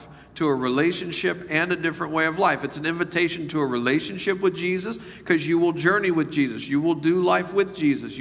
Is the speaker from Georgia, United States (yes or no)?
no; Memphis, Tennessee, United States; moved away; I decided to live in the poorest part of my hometown, Memphis, Tennessee